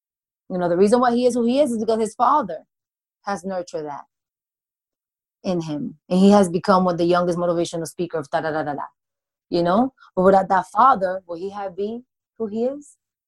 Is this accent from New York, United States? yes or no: yes; New York, United States; because when I came here from New York, I became so attached to him